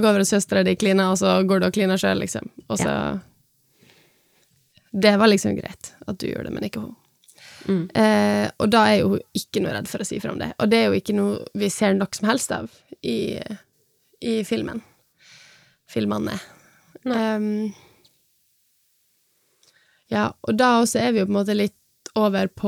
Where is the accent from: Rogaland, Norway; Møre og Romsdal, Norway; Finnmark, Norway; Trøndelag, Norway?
Møre og Romsdal, Norway; Sunnmøre; Jeg er sunnmøring, ikke trønder.